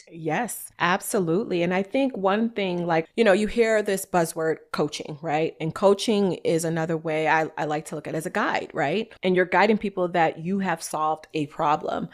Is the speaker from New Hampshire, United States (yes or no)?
no; New York, United States; I'm from New York, y'all. So if y'all hear my little like go hard, it's just my New Yorker in me.